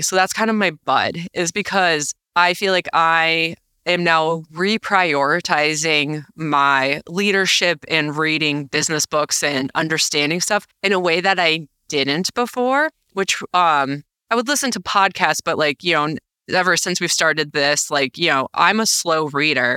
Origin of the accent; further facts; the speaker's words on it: New York, United States; now in Minnesota, United States; As a New Yorker